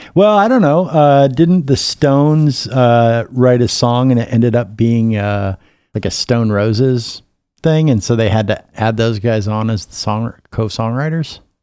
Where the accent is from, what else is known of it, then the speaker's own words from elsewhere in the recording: Minnesota, United States; growing up in Minnesota